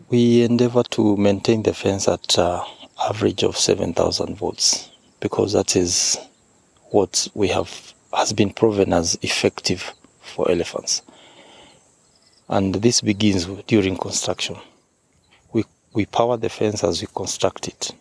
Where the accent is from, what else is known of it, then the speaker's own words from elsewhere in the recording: Kasese District, Western Region, Uganda; I come from Kasese district, which is one of the districts that is proud uh, to call Queen Elizabeth National Park our home.